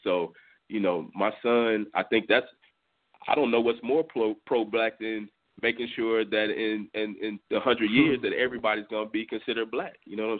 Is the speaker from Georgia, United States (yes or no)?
no; Clearbrook, Texas, United States; I grew up in Clearbrook. I went to school in Friendswood.